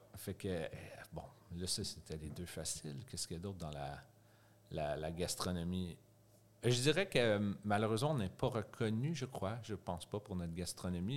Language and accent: French; Gatineau, Quebec, Canada; moved away as an adult; now in Montreal, Canada; viens de Gatineau. C'est près d'Ottawa. C'est ailleurs au Québec.